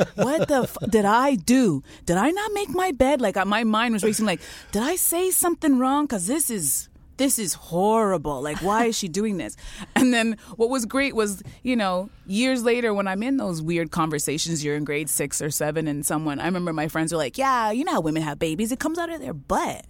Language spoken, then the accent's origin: English; Canada; I was born in Canada